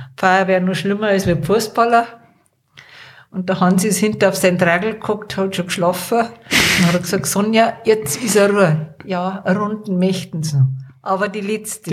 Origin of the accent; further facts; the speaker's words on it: Erding, Bavaria, Germany; now in Wartenberg, Germany; Ich bin in Erding aufgewachsen.